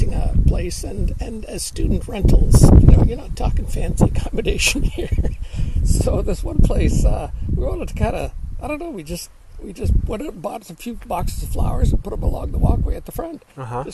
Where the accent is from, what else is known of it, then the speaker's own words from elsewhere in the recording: Peterborough, Ontario, Canada; now in Cape Clear Island, Ireland; Canada, near Toronto, a little city called Peterborough